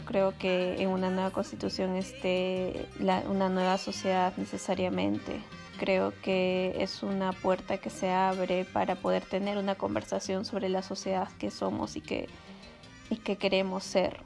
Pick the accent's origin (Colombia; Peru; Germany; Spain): Peru; Cusco; moved away; also born or lived in Lima; yo nací en Cusco